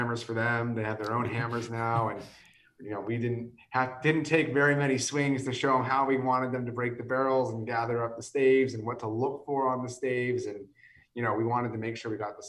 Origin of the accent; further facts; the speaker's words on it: California, United States; also born or lived in San Francisco / Los Angeles; I'm born and raised in California. I lived in San Francisco most of my life